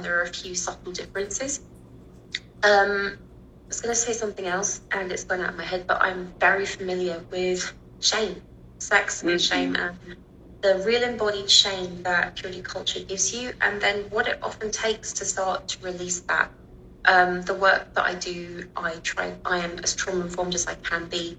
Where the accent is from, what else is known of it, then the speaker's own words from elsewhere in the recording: London, United Kingdom; accent: British; So I grew up in the UK, in London, in the noughties